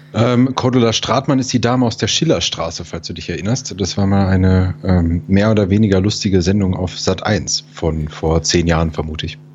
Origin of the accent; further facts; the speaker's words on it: Germany; mein deutsches Gehirn